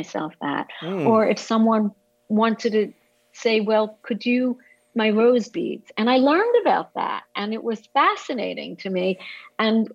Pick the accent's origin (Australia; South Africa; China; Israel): Israel; moved away as an adult; now in United States; growing up in Israel, I grew up under the dark clouds of the Holocaust